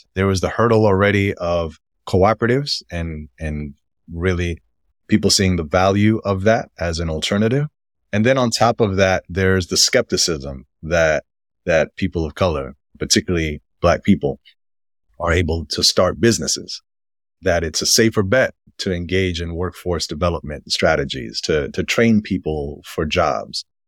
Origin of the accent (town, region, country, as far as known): New York City, New York, United States; born or raised there